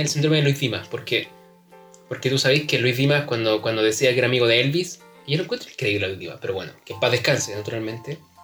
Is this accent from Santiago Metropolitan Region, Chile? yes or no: no; San Antonio, Valparaíso, Chile; Yo nací en San Antonio